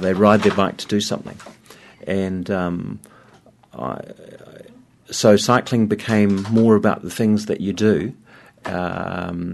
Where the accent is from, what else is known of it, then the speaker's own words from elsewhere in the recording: Wellington, New Zealand; My family is Danish, and so it sort of comes with the territory. But I grew up here in Wellington